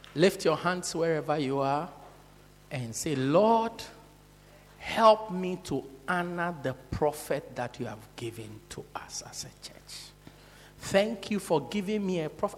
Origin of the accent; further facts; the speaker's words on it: South Africa; From South Africa